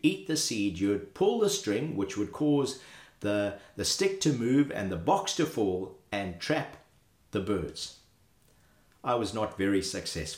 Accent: Zimbabwe; As a boy growing up in Zimbabwe

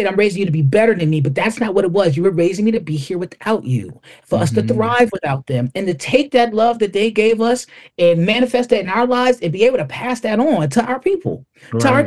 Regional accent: Buffalo, New York, United States; We're from Buffalo, New York, and anybody knows about Buffalo, the Rust Belt

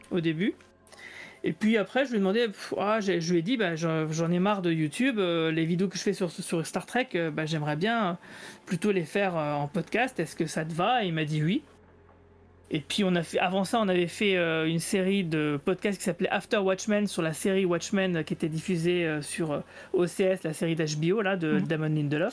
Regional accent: Metz, Grand Est, France; je suis de Metz

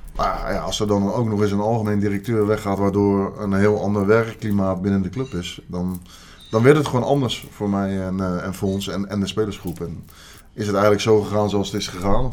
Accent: Leiden, South Holland, Netherlands; ik kom uit Leiden

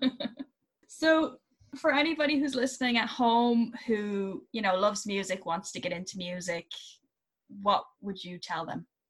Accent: Ireland; being Irish, we do we tend to be inherently creative and I think a lot of it has to do with where we're from

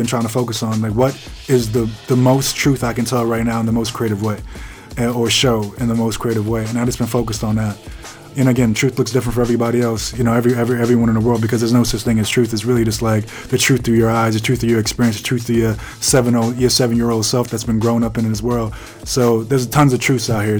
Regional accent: Jamaica; I'm Jamaican, like that is in my essence

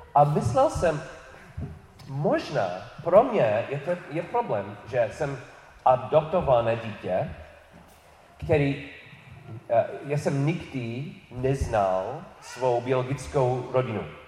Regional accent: New York City, New York, United States; Czech is a second language; moved away; narodil jsem se v New York, New York City

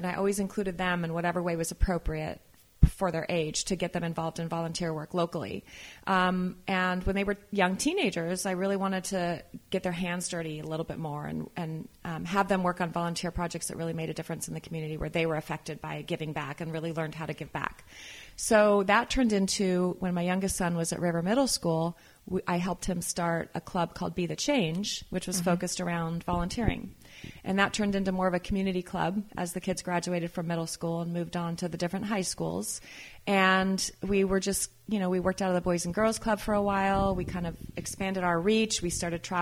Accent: California, United States; also born or lived in Idaho / Los Angeles, California / Berkeley, California; I was born and raised in California, but I was living up in Idaho

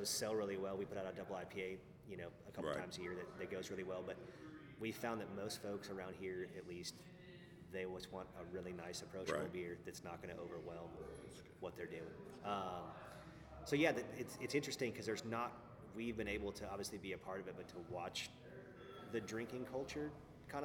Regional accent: Northwest Arkansas, United States; I was from Northwest Arkansas

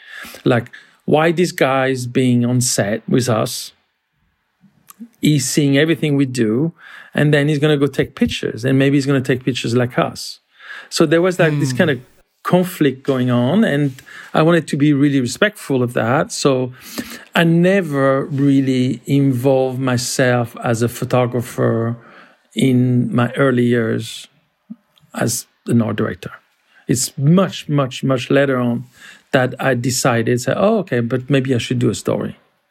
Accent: France; The way I grew up in France, I mean, actually, the way most kids my age grew up in France, they were quite Americanized in many ways.

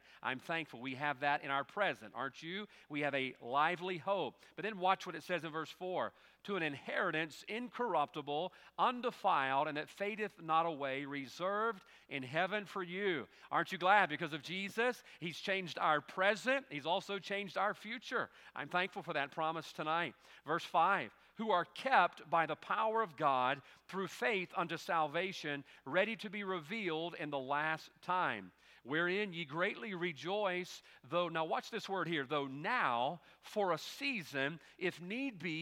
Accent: United States; I'm an American

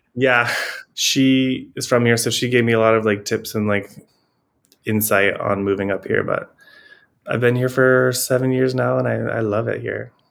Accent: Elkhart, Indiana, United States; now in Providence, United States; So I am originally from Indiana. I grew up in like Elkhart, Indiana

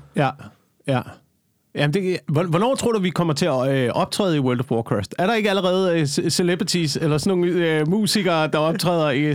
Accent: Slagelse, Zealand, Denmark; now in Copenhagen, Denmark; Slagelse, hvor jeg kommer fra

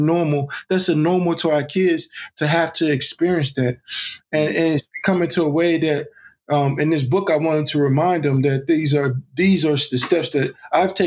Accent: Texas, United States; growing up in Texas and seeing the racial lines as a child

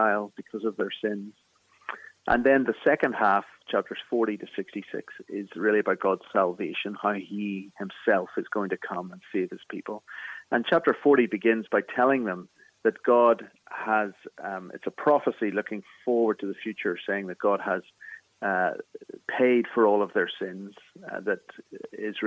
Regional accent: Belfast, Northern Ireland, United Kingdom; accent: Irish; moved away as an adult; now in Philadelphia, United States; I'm from Belfast in the north of Ireland, in Northern Ireland.

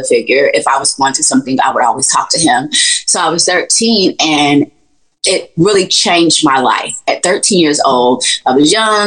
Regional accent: Gainesville, Florida, United States; I'm from Gainesville, Florida, and I stayed and grew up in the projects

